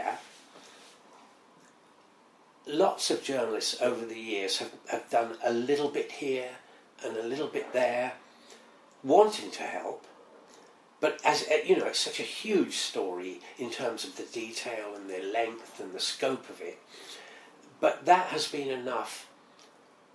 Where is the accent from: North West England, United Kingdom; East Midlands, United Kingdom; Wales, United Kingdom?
Wales, United Kingdom; Welsh; also born or lived in Hampshire; now in London, United Kingdom; we're Welsh